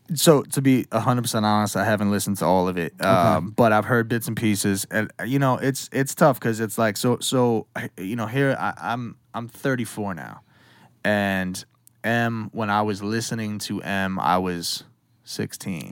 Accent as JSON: {"language": "English", "region": "Western Massachusetts", "country": "United States", "tie": "born or raised there", "also_born_or_lived": "New York City", "said": "I was born in New York City, um, and then I, we moved up to Western Mass when I was like six ish"}